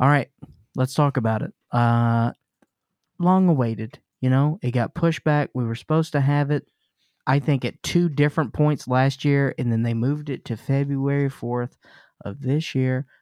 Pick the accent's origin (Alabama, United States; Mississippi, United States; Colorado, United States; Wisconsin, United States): Mississippi, United States; Jackson; I grew up in Mississippi. In Jackson, Mississippi